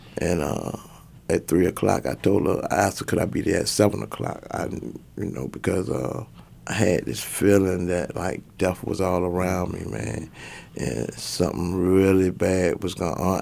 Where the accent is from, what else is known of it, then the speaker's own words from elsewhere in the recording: Portsmouth, Virginia, United States; Portsmouth is like, uh, if you Google it, it's like the worst city in Virginia. It's the most dangerous city in Virginia. So, uh, I pretty much grew up in the projects